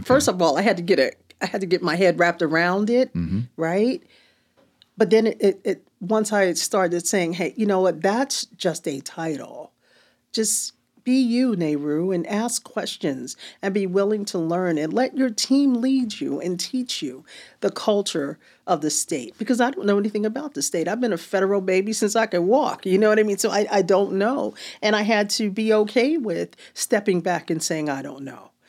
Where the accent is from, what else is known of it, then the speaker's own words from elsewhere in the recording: New Jersey, United States; moved away as an adult; now in California, United States; Jersey Californian